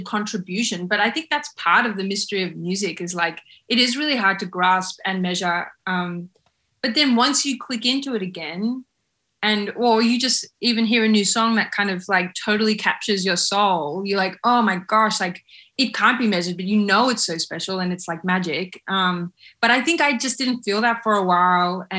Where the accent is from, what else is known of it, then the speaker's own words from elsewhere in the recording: Australia; being an Australian band